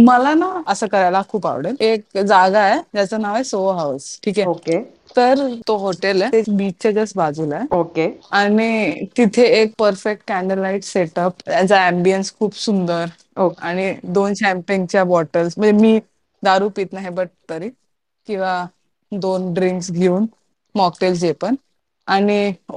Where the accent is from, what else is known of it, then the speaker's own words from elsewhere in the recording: Mumbai, Maharashtra, India; मी मुंबईकर आहे